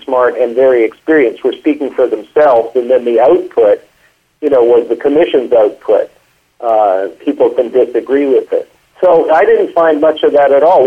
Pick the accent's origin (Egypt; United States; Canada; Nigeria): Canada; I grew up a lot in Canada